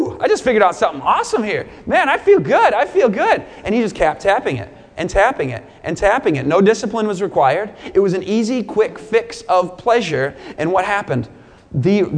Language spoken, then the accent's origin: English; Michigan, United States; moved away as an adult; also born or lived in Southern California; I grew up in Michigan.